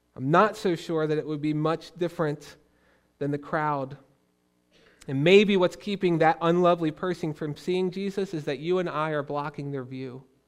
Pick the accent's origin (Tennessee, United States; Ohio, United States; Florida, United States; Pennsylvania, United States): Pennsylvania, United States; Philadelphia; moved away as an adult; now in Pittsburgh, United States; I grew up on the other end of the state in Philly